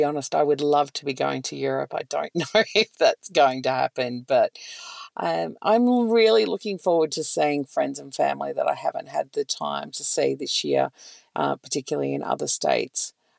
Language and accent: English; Victoria, Australia; but growing up in Northeast Victoria, it was just visiting for holidays.